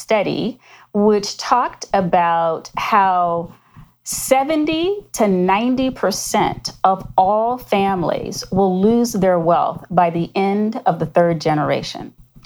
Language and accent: English; Florida, United States; I grew up in Florida, product of the 60s